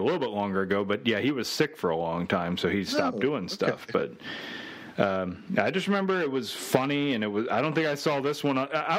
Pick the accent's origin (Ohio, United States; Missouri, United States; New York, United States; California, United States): Ohio, United States; Cincinnati; growing up in Cincinnati